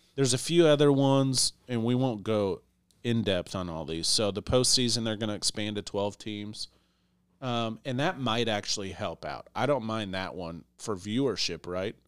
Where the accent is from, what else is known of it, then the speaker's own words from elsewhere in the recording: Iowa, United States; I was born in Iowa